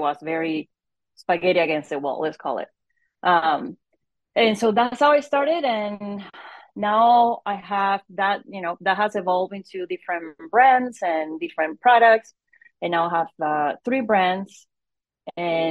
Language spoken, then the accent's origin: English; Venezuela; moved away as an adult; now in United States; I'm originally from Venezuela. I moved to the US about more than 20 years ago